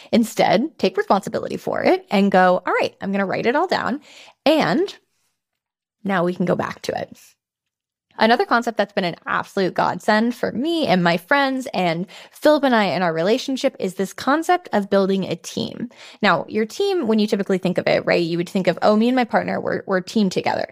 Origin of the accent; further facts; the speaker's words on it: San Francisco, California, United States; moved away as an adult; also born or lived in Switzerland; then I moved to San Francisco, which is my hometown